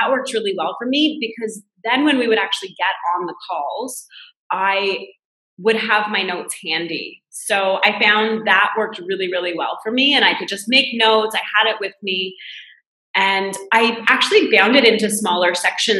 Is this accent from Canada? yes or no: yes; Canada; moved away as an adult; now in France; I'm Canadian, but I moved to France to work at a business school here